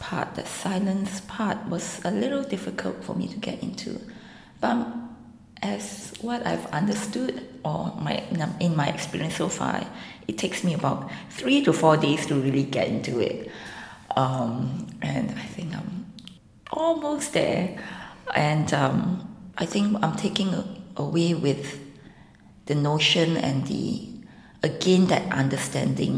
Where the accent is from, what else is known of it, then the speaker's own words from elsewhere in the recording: Singapore; I'm from Singapore.